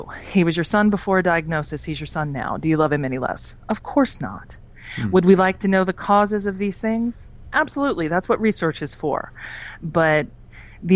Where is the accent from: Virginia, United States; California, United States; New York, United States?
Virginia, United States; I'm from Virginia in the United States